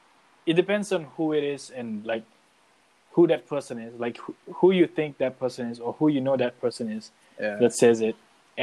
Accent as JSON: {"language": "English", "country": "Singapore", "tie": "born or raised there", "said": "I grew up in Singapore. I'm a Singaporean."}